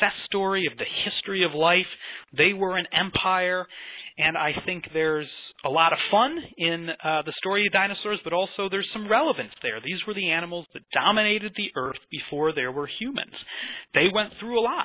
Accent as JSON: {"language": "English", "town": "Chicago", "region": "Illinois", "country": "United States", "tie": "born or raised there", "also_born_or_lived": "Scotland", "moved": "as an adult", "lives_now": "Edinburgh, United Kingdom", "said": "I grew up around Chicago. But through the twists and turns of fate, I've found my way out here to Scotland"}